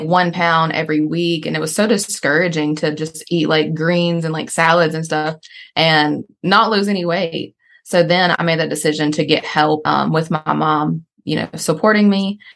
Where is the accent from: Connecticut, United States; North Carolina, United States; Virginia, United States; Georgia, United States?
North Carolina, United States; born and raised in North Carolina